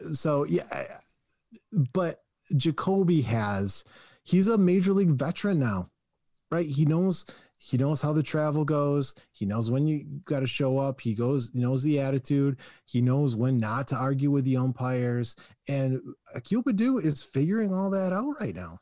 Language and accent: English; Michigan, United States; we're from Michigan